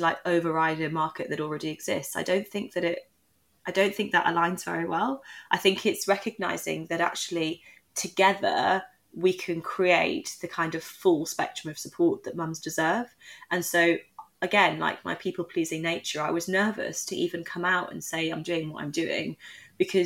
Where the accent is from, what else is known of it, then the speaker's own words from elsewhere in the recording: Newcastle upon Tyne, North East England, United Kingdom; I also was a mixed race girl growing up in Newcastle at a time where I was the only mixed race person in my class